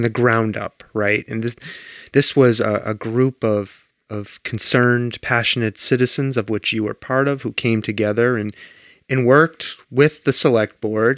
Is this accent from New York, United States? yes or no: no; Danvers, Massachusetts, United States; now in Belchertown, United States; I grew up in Danvers, Massachusetts